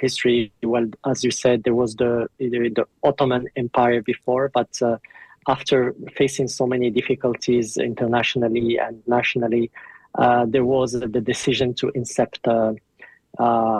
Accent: New Zealand; moved away as an adult; now in Turkey; I'm actually from New Zealand, a New Zealand national, and okay. I've been in Turkey for 5 years

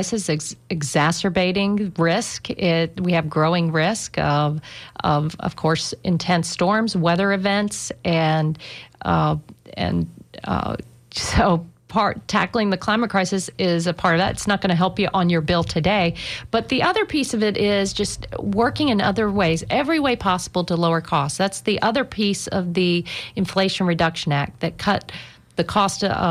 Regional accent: Tampa, Florida, United States; I love my hometown. I love representing Tampa and St. Pete.

